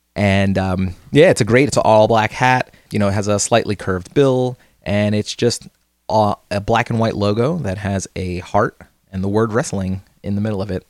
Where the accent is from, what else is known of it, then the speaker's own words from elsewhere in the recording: New Jersey, United States; we are from New Jersey. Uh, we're born and raised in New Jersey